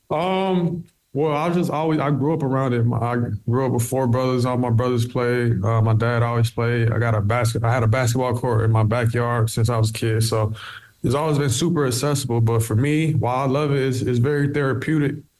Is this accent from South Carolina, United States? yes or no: yes; South Carolina, United States; moved away as an adult; now in Cork, Ireland; I'm from the U.S. in South Carolina